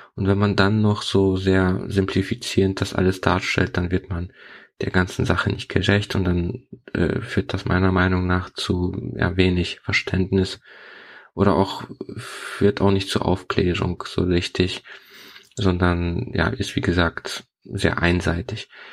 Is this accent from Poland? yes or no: yes; Poland; first language Polish; German is a second language; moved away; Ich bin in Polen aufgewachsen